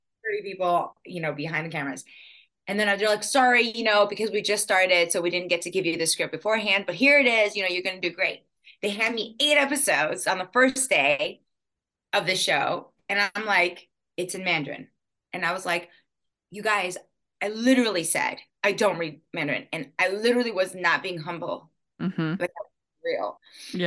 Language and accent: English; Canada; born or raised there; moved away; also born or lived in Taipei, Taiwan